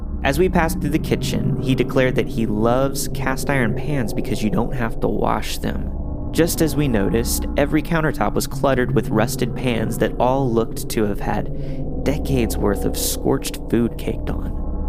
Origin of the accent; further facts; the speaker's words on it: Kentucky, United States; Mind you, we're from Kentucky, so when you travel in between small towns, you take the creepy back roads.